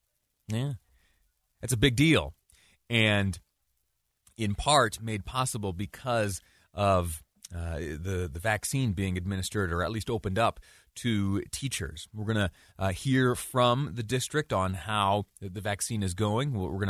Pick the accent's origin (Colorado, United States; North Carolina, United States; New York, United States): New York, United States; now in Utah, United States; I grew up in Western New York. I grew up watching the Super Bowl in the Eastern time zone.